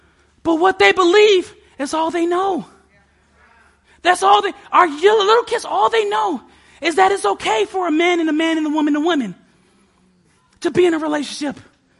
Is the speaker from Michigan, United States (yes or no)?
yes; Detroit, Michigan, United States; moved away; I was born and raised in Detroit.